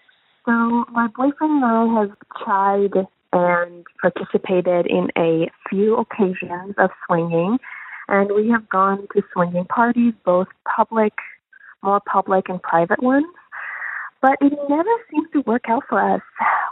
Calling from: Toronto, Ontario, Canada; I'm calling from Toronto

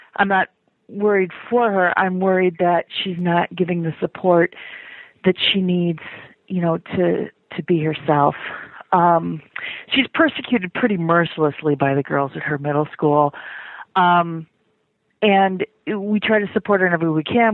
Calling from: Chicago, Illinois, United States; I'm calling from Chicago

